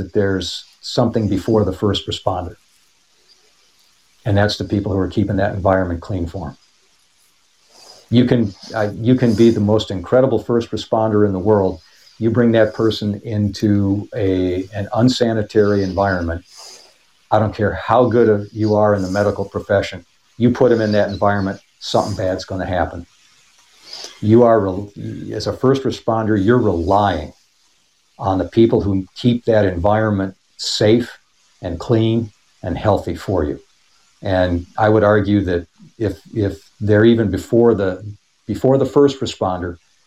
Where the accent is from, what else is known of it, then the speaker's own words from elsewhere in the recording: Brook Park, Ohio, United States; also born or lived in Lakewood, Ohio; I grew up in Brook Park, which makes me a West Sider